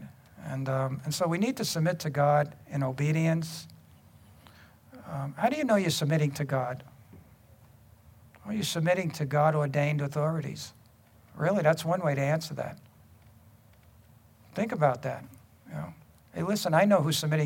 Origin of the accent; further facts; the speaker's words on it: New York City, New York, United States; growing up in Brooklyn